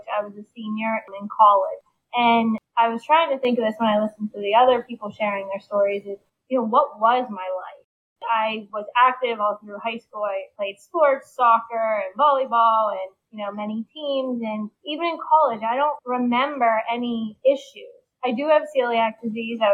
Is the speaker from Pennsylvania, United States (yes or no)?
yes; Pittsburgh, Pennsylvania, United States; I'm from Pittsburgh, born and raised.